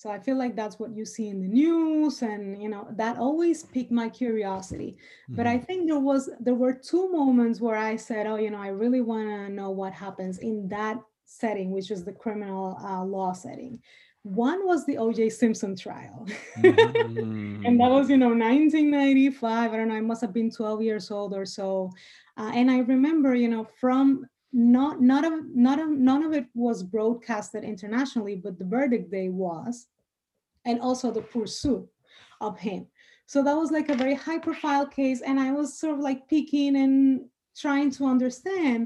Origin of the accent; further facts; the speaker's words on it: Dominican Republic; first language Spanish; English is a second language; moved away as an adult; now in United States; Spanish is my native tongue, and I lived in the DR until very recently, so I was born with that.